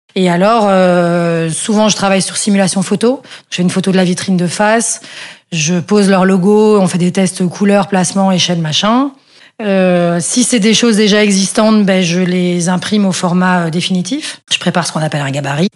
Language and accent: French; Brussels, Brussels-Capital Region, Belgium; j'ai grandi effectivement à Bruxelles dans une famille